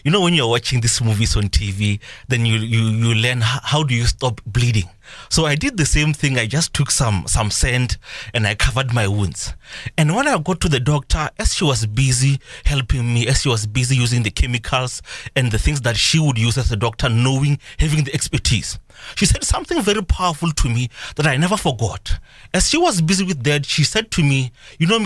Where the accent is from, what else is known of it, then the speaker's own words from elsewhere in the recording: South Africa; Even as a citizen of South Africa